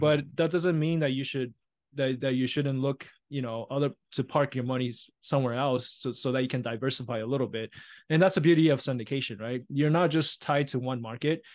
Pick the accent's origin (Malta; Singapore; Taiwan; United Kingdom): Taiwan; now in United States; I was born and raised in Taiwan